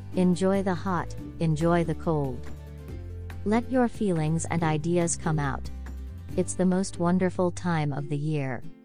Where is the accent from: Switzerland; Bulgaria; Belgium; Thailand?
Thailand; now in United States; My home country is Thailand